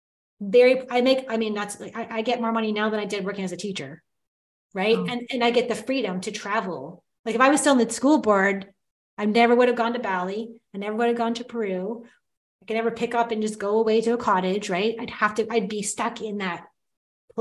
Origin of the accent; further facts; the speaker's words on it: Timmins, Ontario, Canada; I was born in Timmins, Ontario